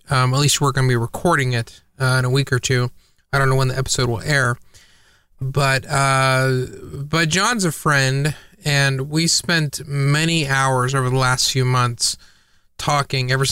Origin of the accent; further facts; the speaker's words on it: Canada; I was going to say, except for the fact that he's Canadian, but I'm also Canadian, or at least part Canadian, so that too.